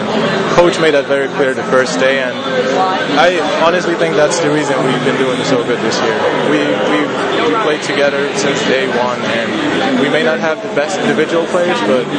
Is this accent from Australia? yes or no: no; Sweden; moved away as an adult; now in North Andover, United States; I'm from Sweden